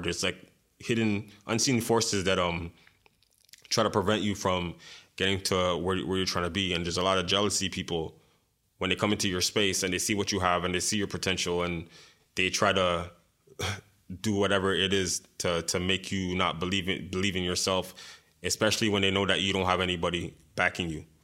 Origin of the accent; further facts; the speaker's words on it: Montreal, Quebec, Canada; growing up in Montreal